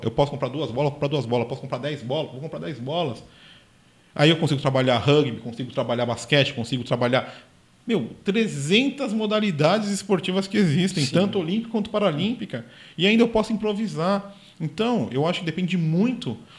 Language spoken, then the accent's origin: Portuguese; São Paulo, Brazil; eu sou paulistano